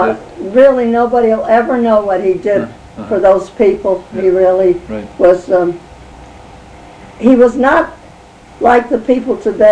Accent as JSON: {"language": "English", "town": "Stratford", "region": "Connecticut", "country": "United States", "tie": "born or raised there", "said": "I was born on Longbrook Avenue, though."}